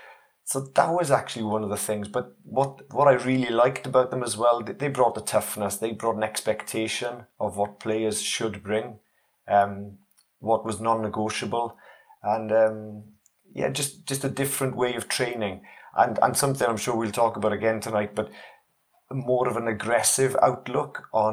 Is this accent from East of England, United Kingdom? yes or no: no; Wales, United Kingdom; accent: mixed; So I'm a Welshman. I know my accent doesn't really tell the story now. It's a bit mixed